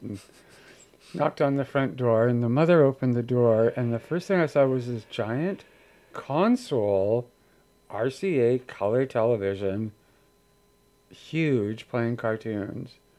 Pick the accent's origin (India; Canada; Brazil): Canada; Victoria, British Columbia; moved away; growing up in Victoria